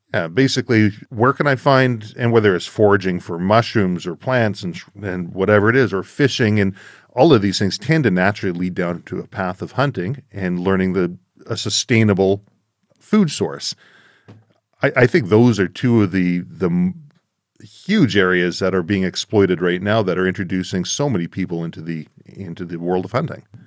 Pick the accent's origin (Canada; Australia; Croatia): Canada; Being a Canadian